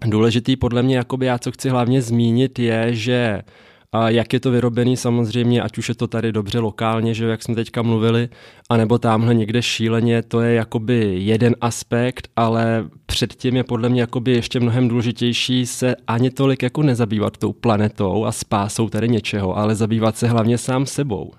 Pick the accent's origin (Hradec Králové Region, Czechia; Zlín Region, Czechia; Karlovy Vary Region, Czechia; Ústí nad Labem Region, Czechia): Karlovy Vary Region, Czechia; Mariánské Lázně; moved away; also born or lived in Prague / United States; já jsem žil z Mariánských lázních původně, rodina je hodně i skladský, což je vyloženě jenom jakoby osada lovecká v lese u Mariánek